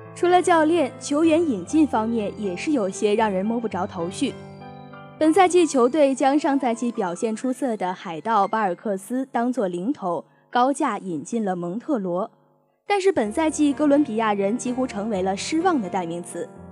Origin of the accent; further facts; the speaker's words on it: Tianjin, China; 同样作为一名土生土长的天津球迷